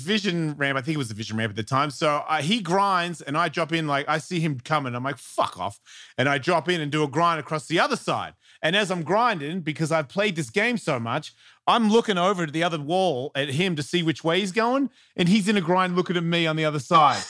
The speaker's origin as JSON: {"language": "English", "town": "Melbourne", "region": "Victoria", "country": "Australia", "said": "I'm from Melbourne"}